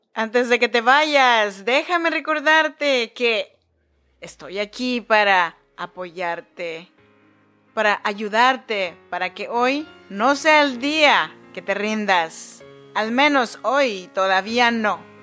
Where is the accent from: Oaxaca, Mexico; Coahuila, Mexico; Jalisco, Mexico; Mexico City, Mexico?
Oaxaca, Mexico; Chinantec region; born or raised there; now in Sacramento, United States